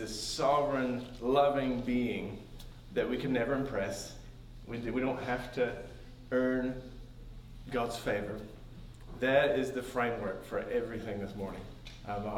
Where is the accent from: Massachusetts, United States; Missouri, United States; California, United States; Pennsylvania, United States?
Missouri, United States; Bolivar; moved away as an adult; also born or lived in Springfield, Missouri; now in New Zealand; I was born in Springfield, but I was raised in Bolivar